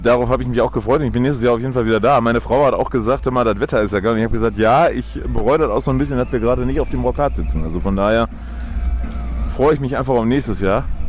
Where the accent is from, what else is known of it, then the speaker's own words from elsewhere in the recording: Bonn, North Rhine-Westphalia, Germany; wir kommen aus Bonn